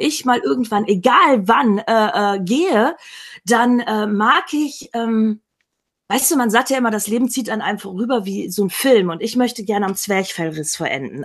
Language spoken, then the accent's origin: German; Emsland, Lower Saxony, Germany; Ich bin im Emsland aufgewachsen in Norddeutschland